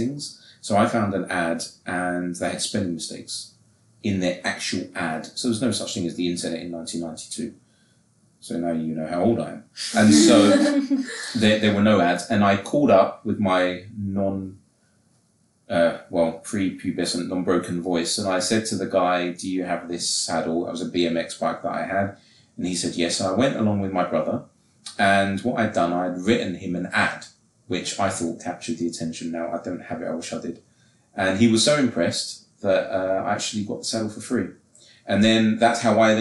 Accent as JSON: {"language": "English", "region": "England", "country": "United Kingdom", "said": "I'm English"}